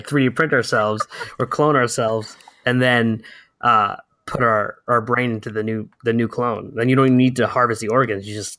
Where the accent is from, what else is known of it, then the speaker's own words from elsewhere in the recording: Connecticut, United States; I'm from Connecticut.